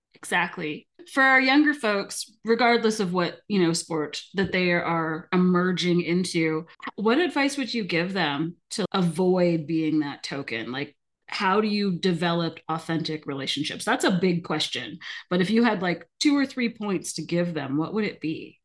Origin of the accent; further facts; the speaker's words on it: Alberta, Canada; I'm from Alberta.